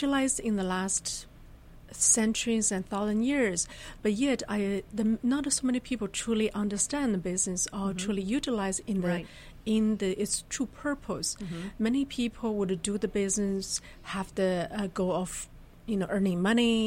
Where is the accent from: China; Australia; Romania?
China; northern China; moved away as an adult; also born or lived in Germany / United States; I was born really originally in China, then had my graduate studies in Germany and U.S.